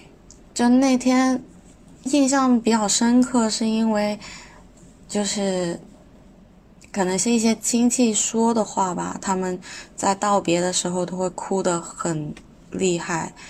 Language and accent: Chinese; Guangzhou, Guangdong, China; 我来自广东广州。我的籍贯其实是潮汕，但是我在广东番禺这边长大